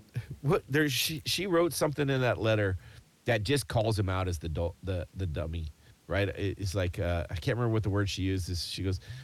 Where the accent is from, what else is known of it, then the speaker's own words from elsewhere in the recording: United States; accent: American; an American with just an American accent